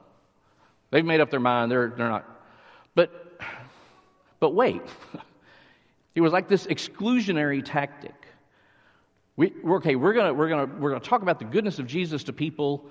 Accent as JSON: {"language": "English", "town": "Littlefield", "region": "Texas", "country": "United States", "tie": "born or raised there", "lives_now": "McKinney, United States", "said": "I was raised near Lubbock, a small town. Littlefield is the town"}